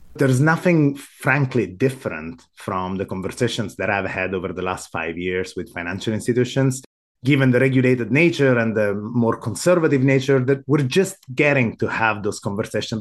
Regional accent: Sicily, Italy; moved away as an adult; also born or lived in Rome, Italy / Amsterdam, Netherlands; now in United States; I was born in Italy. I grew up in Sicily, of all places

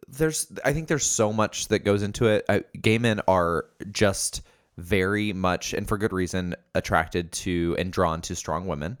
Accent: Indiana, United States; I grew up in Indiana

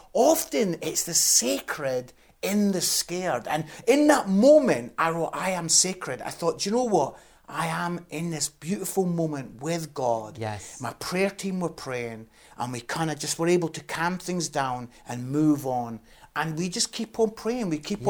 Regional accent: Scotland, United Kingdom; I'm Scottish

